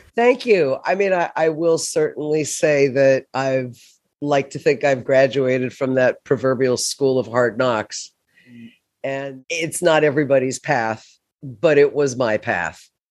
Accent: Florida, United States; moved away as an adult; also born or lived in New York City; to New York City from my hometown in Florida

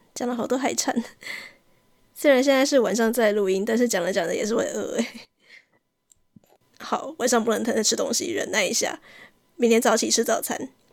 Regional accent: southern Taiwan, Taiwan; 因为我是南部人的关系

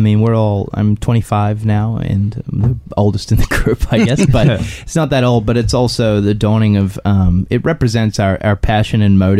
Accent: Sydney, New South Wales, Australia; moved away; we're from Western Sydney.

